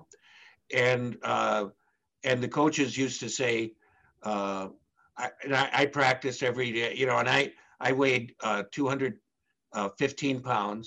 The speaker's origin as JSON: {"language": "English", "town": "Minneapolis", "region": "Minnesota", "country": "United States", "said": "I'm from Minneapolis."}